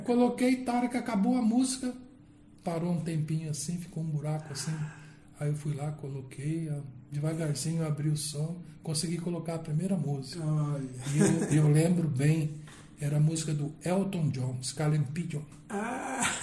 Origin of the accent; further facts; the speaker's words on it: Campo Grande, Mato Grosso do Sul, Brazil; eu nasci só aqui de Campo Grande mesmo, Mato Grosso do Sul